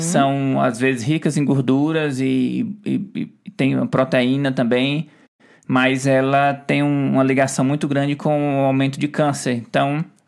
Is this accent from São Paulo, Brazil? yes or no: no; Ceará, Brazil; moved away; eu vim lá do Ceará